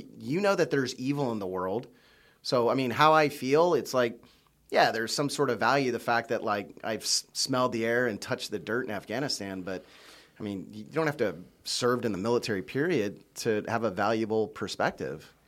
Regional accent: United States; being an American living in the United States

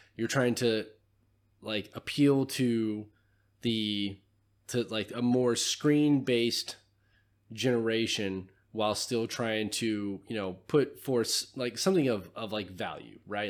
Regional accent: California, United States; now in Tennessee, United States; I'm from California

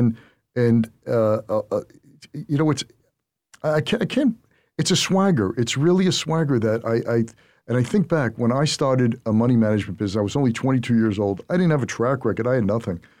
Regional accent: New York City, New York, United States; I grew up in Brooklyn

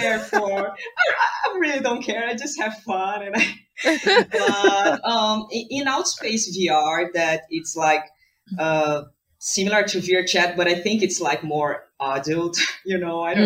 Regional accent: Brazil; I'm from Brazil

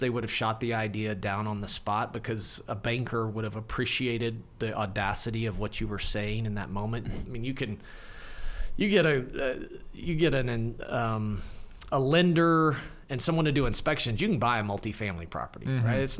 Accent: Clinton, Oklahoma, United States; I grew up in Western Oklahoma, a town called Clinton, about 8,500 people.

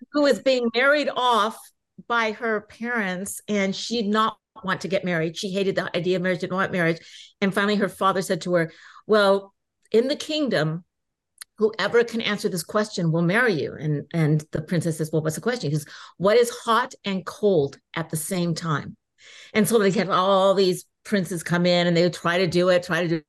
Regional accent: Inglewood, California, United States; I was born in Inglewood

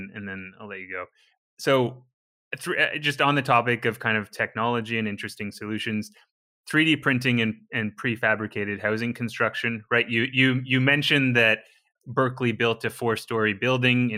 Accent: British Columbia, Canada; I'm from British Columbia, Canada

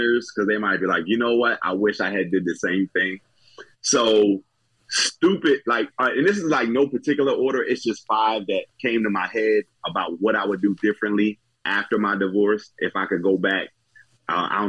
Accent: New Jersey, United States; moved away; I'm from Jersey originally

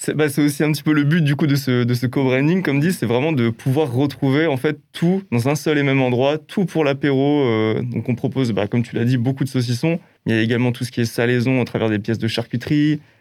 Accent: Alsace, Grand Est, France; born or raised there

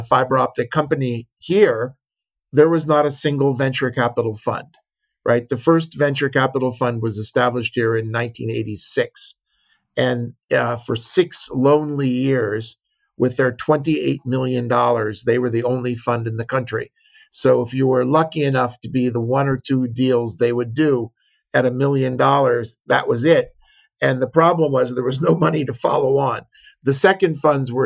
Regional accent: Los Angeles, California, United States; moved away as an adult; also born or lived in San Diego / Berkeley; now in Israel; I grew up in Southern California, was born in San Diego, raised

